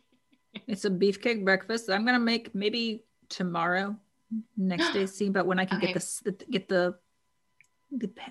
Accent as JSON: {"language": "English", "region": "the South", "country": "United States", "said": "I'm from the South"}